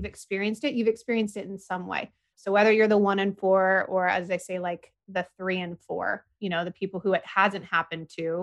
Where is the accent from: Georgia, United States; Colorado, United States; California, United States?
California, United States; San Diego; moved away; also born or lived in Indianapolis, Indiana; So I was born in 1988 in San Diego